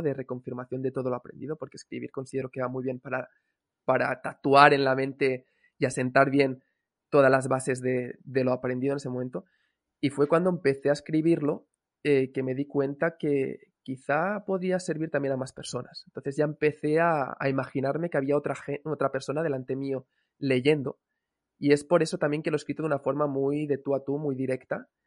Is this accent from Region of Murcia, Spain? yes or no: no; Cambrils, Catalonia, Spain; moved away as an adult; also born or lived in Valencia / Bali; podríamos decir que soy de, la zona de Cambrils, realmente no nací aquí, nací en Valencia, pero sí que he estado casi toda la vida en Cambrils